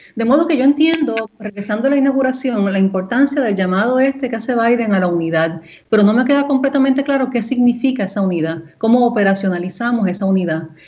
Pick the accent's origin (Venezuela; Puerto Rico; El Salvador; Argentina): Puerto Rico; moved away; una puertorriqueña criada en la isla, ¿verdad? Viviendo allá por 10 años